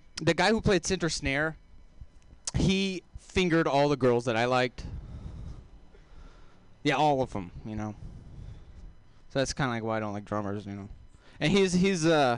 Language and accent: English; Texas, United States; accent: southern; I am from Texas